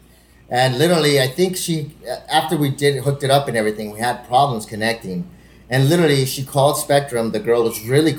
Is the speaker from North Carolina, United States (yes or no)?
no; El Paso, Texas, United States; also born or lived in Los Angeles; I was in El Paso in elementary school, and literally first grade, I came from Los Angeles, went back to El Paso